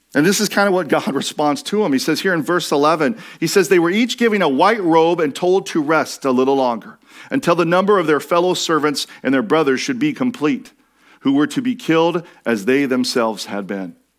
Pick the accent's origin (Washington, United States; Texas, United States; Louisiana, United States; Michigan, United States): Washington, United States; I grew up in Washington State